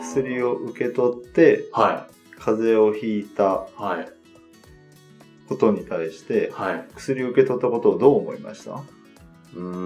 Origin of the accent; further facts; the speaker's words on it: Chiba, Japan; also born or lived in Kagawa / Kitakyushu, Fukuoka; now in Tokyo, Japan; 出身は千葉ですね